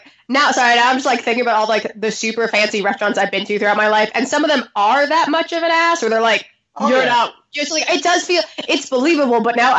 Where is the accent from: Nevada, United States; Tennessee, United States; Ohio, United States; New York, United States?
New York, United States; even though I'm a New Yorker